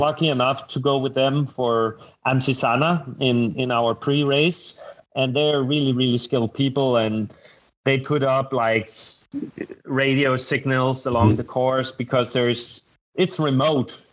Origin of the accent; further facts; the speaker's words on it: Denmark; moved away as an adult; now in Bergen, Norway; I come from Scandinavia